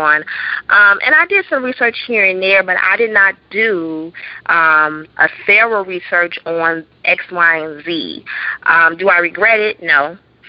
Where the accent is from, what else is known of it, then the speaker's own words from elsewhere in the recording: Chicago, Illinois, United States; moved away; back in my hometown, Chicago.